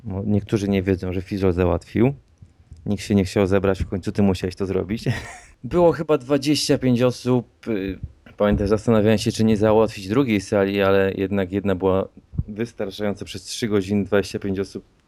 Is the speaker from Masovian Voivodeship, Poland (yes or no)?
no; Łódź, Łódź Voivodeship, Poland; jestem z Łodzi.